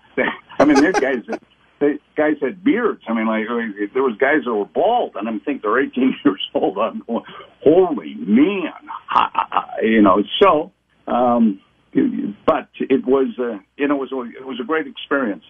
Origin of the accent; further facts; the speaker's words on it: Appleton, Wisconsin, United States; moved away; growing up in Appleton, Wisconsin